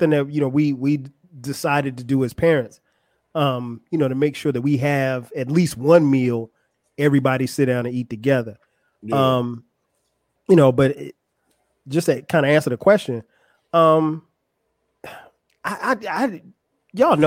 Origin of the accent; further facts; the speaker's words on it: Florence, United States; moved away as an adult; now in Atlanta, United States; I grew up in Florence